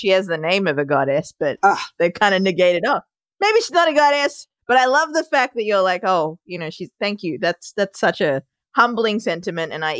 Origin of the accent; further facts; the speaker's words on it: Melbourne, Victoria, Australia; moved away as an adult; also born or lived in Sri Lanka; now in New York City, United States; I was born in Sri Lanka, moved to Australia when I was 2. That's where my adorable accent comes from. And now I live in New York City.